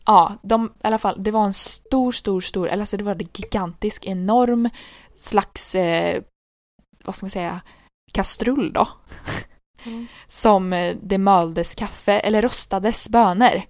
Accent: Sweden; Jag bara Sweden

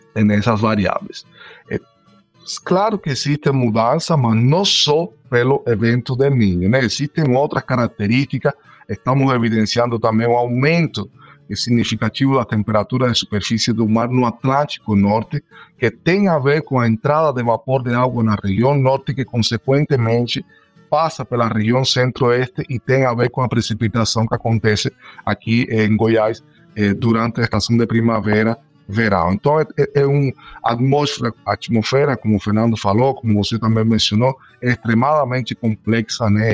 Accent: Cuba; moved away as an adult; now in Brazil; eu sou nascido em Cuba, aí moro aqui no Brasil já faz nove anos

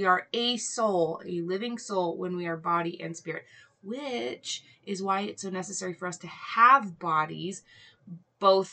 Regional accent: Hawaii, United States; I grew up in Hawaii

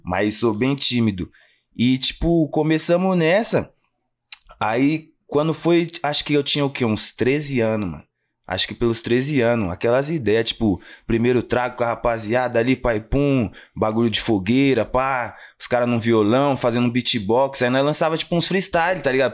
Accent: Jundiaí, São Paulo, Brazil; also born or lived in Guarulhos, São Paulo; nascido em Guarulhos, mas vamos se dizer que eu me criei mesmo ali no Fazenda Grande

